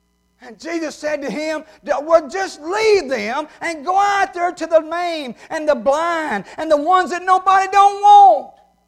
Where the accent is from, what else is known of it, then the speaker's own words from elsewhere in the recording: New Hebron, Mississippi, United States; Now, I wasn't going to tell y'all, I'm from New Hebron, but Brother Jeff done let the cat out of the bag.